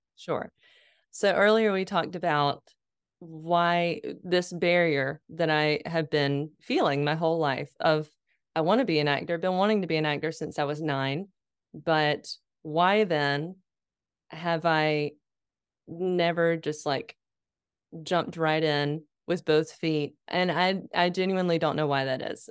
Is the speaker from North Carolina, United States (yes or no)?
yes; Lexington, North Carolina, United States; moved away; I was living in my hometown. I was working at my dad's law firm